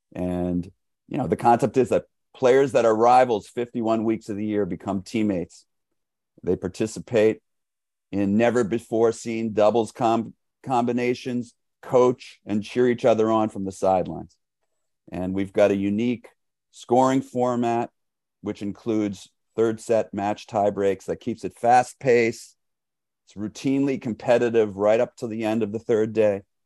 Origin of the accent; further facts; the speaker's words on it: New York City, New York, United States; I grew up in New York City